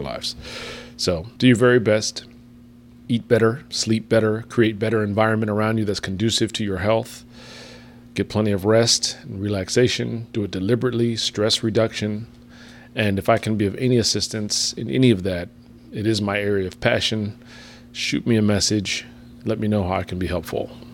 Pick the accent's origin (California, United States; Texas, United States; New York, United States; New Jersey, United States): New Jersey, United States; town next to New Brunswick; born or raised there; moved away